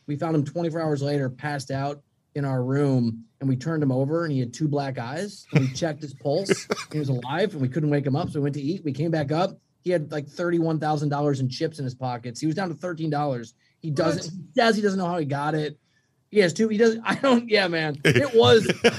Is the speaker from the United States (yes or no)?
yes; Midwest, United States; And I'm from the Midwest. So it's really weird to have kids who are like LA fans